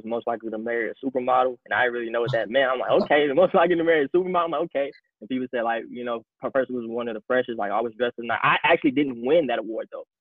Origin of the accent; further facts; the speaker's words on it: Matteson, Illinois, United States; also born or lived in Iowa City, Iowa; I'm from the South Suburbs of Chicago. I live in Matteson, Illinois